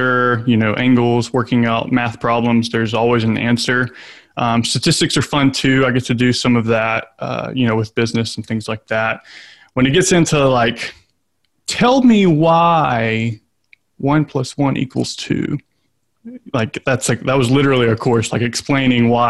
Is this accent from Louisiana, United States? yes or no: yes; Shreveport, Louisiana, United States; now in Lafayette, United States; I grew up in North Louisiana in Shreveport